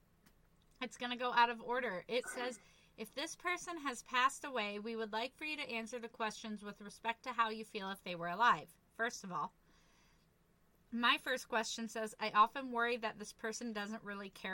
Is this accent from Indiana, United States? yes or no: no; Iowa, United States; also born or lived in Nebraska; now in Minnesota, United States; Iowa because that's where I'm mostly quote-unquote from